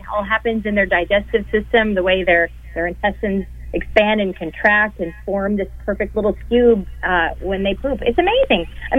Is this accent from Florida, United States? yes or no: yes; Tampa, Florida, United States; That's right. I'm from Tampa Bay.